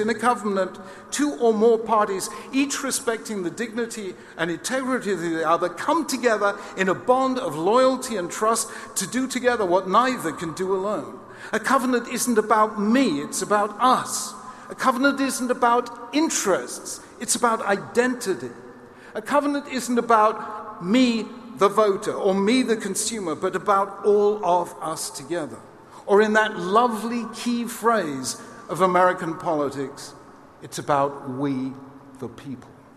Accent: United Kingdom; as a Brit

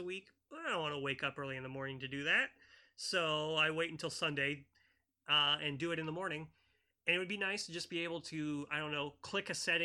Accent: United States; I'm an American

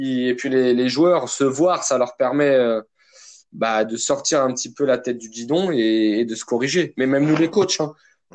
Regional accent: Vitry-sur-Seine, Île-de-France, France; j'ai grandi à Vitry-sur-Seine dans le Val-de-Marne, dans le 94

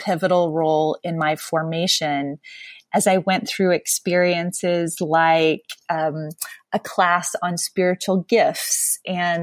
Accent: Jacksonville, Florida, United States; moved away as an adult; also born or lived in San Francisco / Kampala, Uganda; the faith community of my early years growing up in Jacksonville, Florida

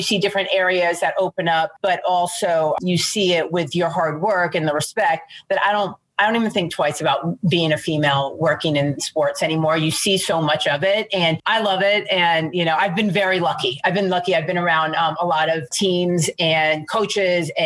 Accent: Alexandria, Virginia, United States; I'm from right outside Washington, D.C. in Alexandria, Virginia. Born and raised there

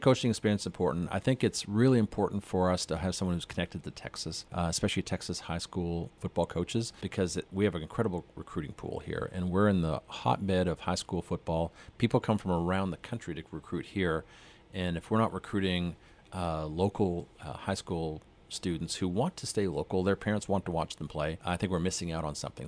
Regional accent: north of Edmonton, Alberta, Canada; moved away as an adult; also born or lived in Calgary, Alberta; now in San Marcos, United States; I grew up north of Edmonton

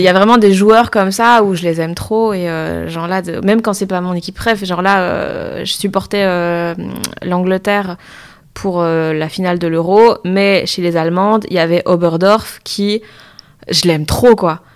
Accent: Liège, Wallonia, Belgium; moved away; je viens de Liège, donc tout mon entourage était pour le standard

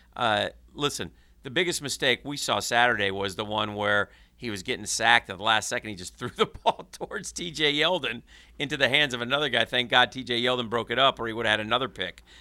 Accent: Northeast, United States; now in Jacksonville, United States; I grew up in the Northeast

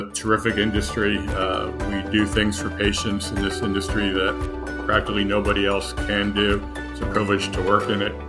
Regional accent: New Jersey, United States; moved away as an adult; I grew up in New Jersey

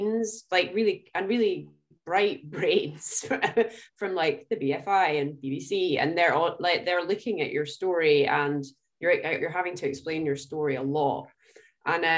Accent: Scotland, United Kingdom; I'm Scottish

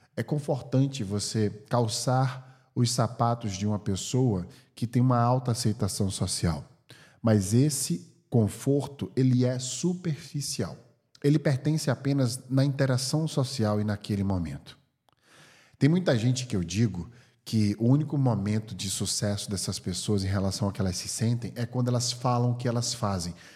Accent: Brazil; now in California, United States; sendo brasileiro, porque meu passaporte é do Brasil

